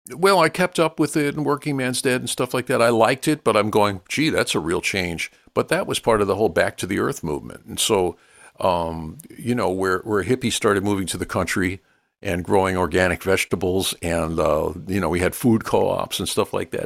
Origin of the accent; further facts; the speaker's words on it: New York City, New York, United States; growing up in New York, New York's not exactly a blues capital